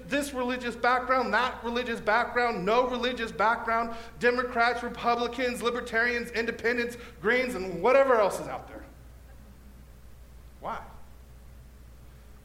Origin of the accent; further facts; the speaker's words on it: National City, California, United States; moved away as an adult; now in Escondido, United States; I'm from National City, South Bay